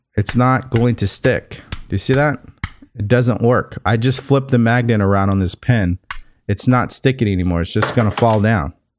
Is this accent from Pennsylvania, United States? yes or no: no; California, United States; also born or lived in Houston, Texas; I'm from California